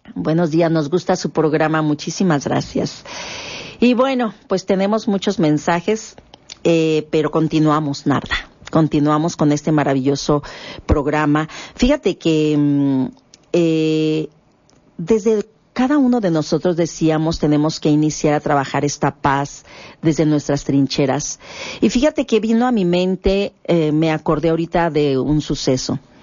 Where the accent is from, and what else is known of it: Mexico